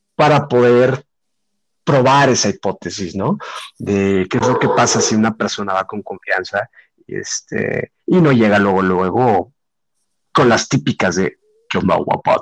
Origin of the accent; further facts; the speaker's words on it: Mexico; soy de México.